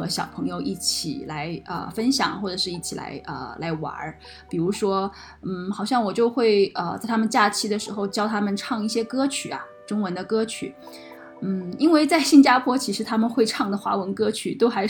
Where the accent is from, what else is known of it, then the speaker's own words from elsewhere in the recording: China; 口音还是很不一样，因为我是从大陆来的嘛，然后他是从台湾来的。